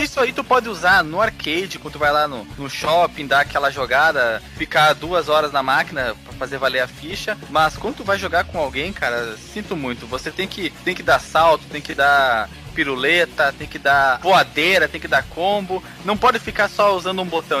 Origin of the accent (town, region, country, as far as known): Rio Grande do Sul, Brazil